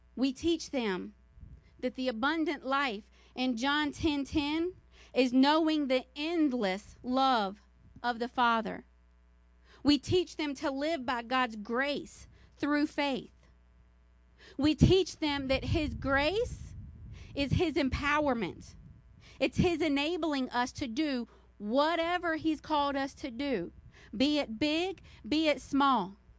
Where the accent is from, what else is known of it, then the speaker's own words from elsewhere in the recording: the South, United States; I'm from the South